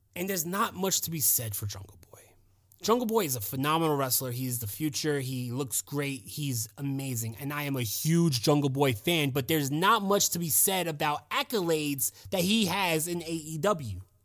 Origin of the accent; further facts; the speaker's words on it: United States; I'm an American